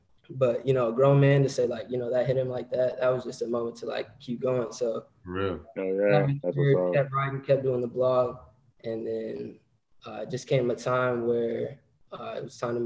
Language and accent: English; Cedar Rapids, Iowa, United States; also born or lived in St. Louis; now in San Diego, United States; I'm from Cedar Rapids.